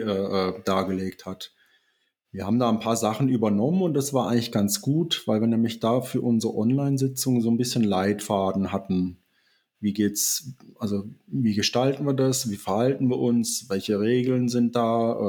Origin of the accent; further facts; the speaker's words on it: Southern Germany, Germany; now in Eifel, Germany; ich bin ja eigentlich auch hier zuge zugereist, man hört das vielleicht so ein bisschen raus. Ich komme aus Süddeutschland